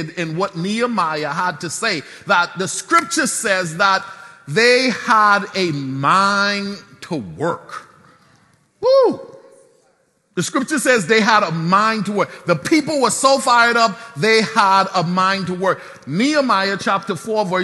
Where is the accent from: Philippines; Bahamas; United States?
Bahamas; Nassau; I'm from Soldier Road